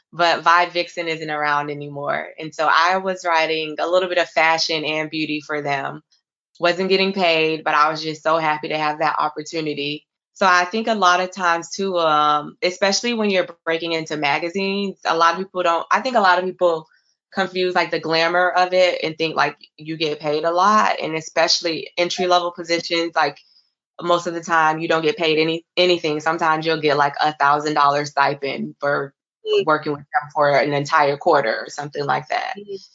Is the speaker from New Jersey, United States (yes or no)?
no; Florida, United States; now in New York City, United States; I'm originally from Florida.